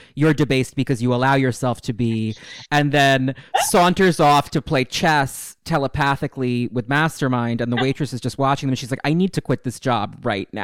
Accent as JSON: {"language": "English", "area": "Westchester", "region": "New York", "country": "United States", "tie": "born or raised there", "lives_now": "New York City, United States", "said": "I'm from New York. I grew up in Westchester, actually, where the X-Men are, but I was born in the city"}